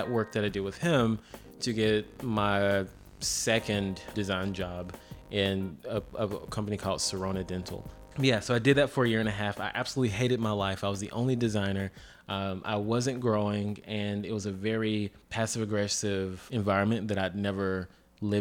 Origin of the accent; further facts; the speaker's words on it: Columbia, South Carolina, United States; also born or lived in Greensboro, North Carolina; I am from Columbia, South Carolina. Well, born in Greensboro, North Carolina, raised in Columbia.